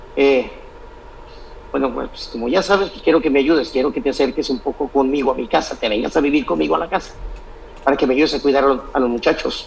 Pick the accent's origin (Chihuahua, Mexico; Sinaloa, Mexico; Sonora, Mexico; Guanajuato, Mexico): Sinaloa, Mexico; moved away; also born or lived in Michoacán; Nací en Sinaloa, pero me criaron con todas las raíces y costumbres de la gente de Michoacán.